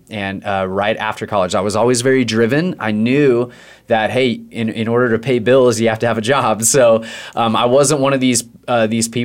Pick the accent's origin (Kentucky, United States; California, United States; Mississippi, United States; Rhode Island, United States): California, United States; And I grew up in Northern California, and my family kind of bounced all over the place.